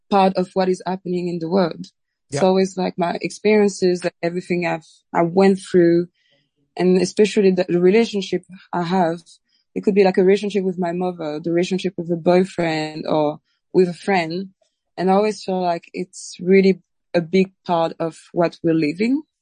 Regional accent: Réunion; because I'm from Reunion Island. It's a very mixed country with many influences from all over the world.

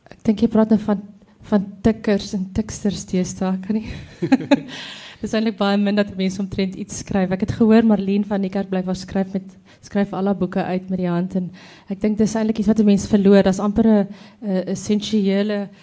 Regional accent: Free State, South Africa; ek kom van die Billy Driehoek, te Pavilionskroon, so dis daar tussen dis Botawil Kroonstad wêreld.

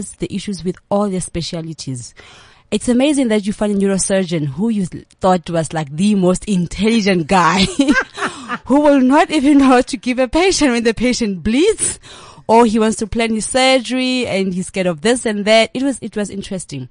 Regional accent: Thaba Nchu, Free State, South Africa; moved away as an adult; also born or lived in Durban, South Africa; now in Johannesburg, South Africa; I'm born in Tabanchu in the Free State.

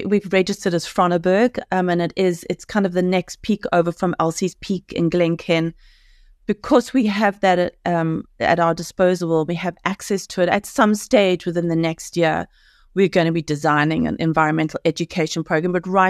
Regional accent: Cape Town, Western Cape, South Africa; 100% South African. Go Boka. We are South African. Our blood is green and gold. But Cape Town, because we know the people, we have a good read of the culture in Cape Town.

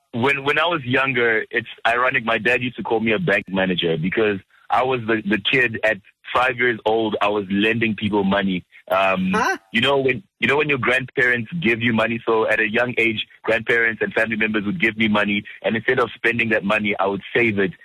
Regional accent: South Africa; also born or lived in Democratic Republic of the Congo; I, I, came here when I was about three years old, around '92

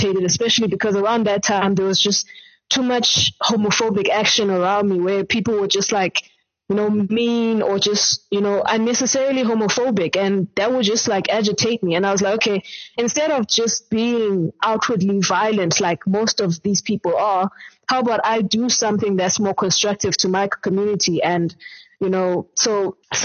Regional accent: Eastern Cape, South Africa; now in Johannesburg, South Africa; I'm from the Eastern Cape originally, and currently based in Johannesburg

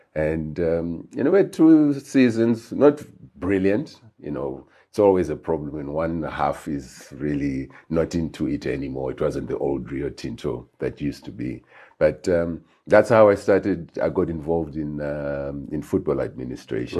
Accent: Harare, Zimbabwe; moved away as an adult; I was born in Highfield, grew up in Highfield

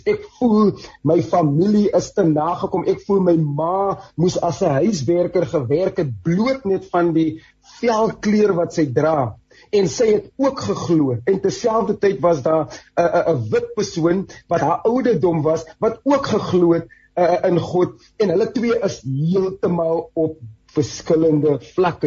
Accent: South Africa

